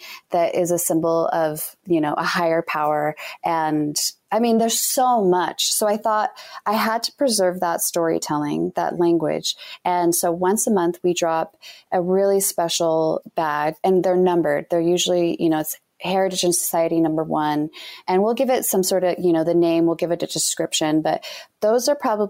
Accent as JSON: {"language": "English", "region": "Utah", "country": "United States", "said": "You know, we're all different, but you know, we're from Utah."}